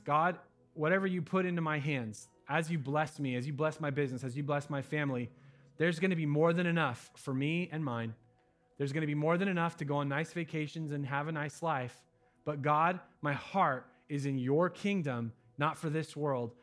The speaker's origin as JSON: {"language": "English", "country": "United States", "said": "I'm an American"}